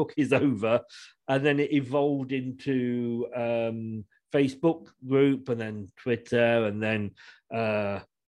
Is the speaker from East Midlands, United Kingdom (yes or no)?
yes; Leicester, East Midlands, United Kingdom; I was born and bred in Evington, which is just like, you know, part of Leicester. So yeah, I'm a Leicester lad.